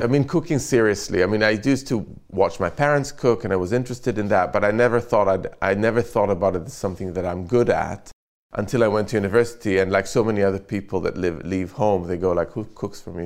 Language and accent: English; Jerusalem, Jerusalem District, Israel; now in London, United Kingdom; I grew up in Jerusalem